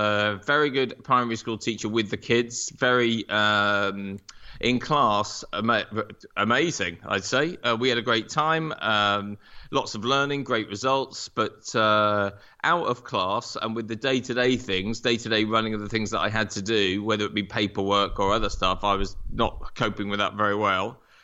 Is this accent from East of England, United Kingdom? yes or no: yes; Norwich, East of England, United Kingdom; also born or lived in America; So I grew up in Norwich, went to university both here and in America, so really lucky with that.